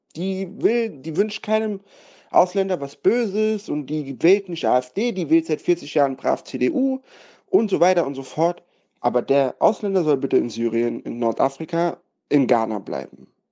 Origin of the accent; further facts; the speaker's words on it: Saarbrücken, Saarland, Germany; now in Mainz, Germany; Ich beispielsweise bin in Deutschland groß geworden, in Saarbrücken, in Saarbrücken aufgewachsen und dann nach Mainz gezogen